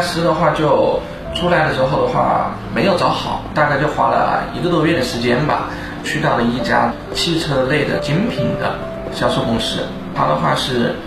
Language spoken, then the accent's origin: Chinese; Changsha, Hunan, China; 我是一九八八年出生，我是茶茶本地人。 我当时在茶茶这边读的，是读的一个物流的这样的一个大专业学校， 就是物流的专业